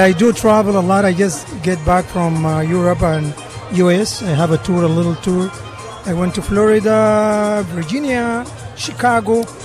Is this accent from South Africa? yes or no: no; Sudan; English is a second language; I'm from Sudan